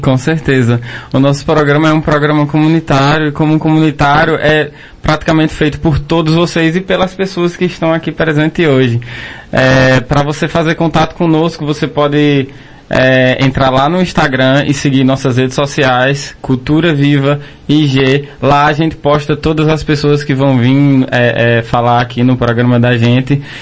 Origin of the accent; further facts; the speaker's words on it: Toritama, Pernambuco, Brazil; Eu sou de Toritama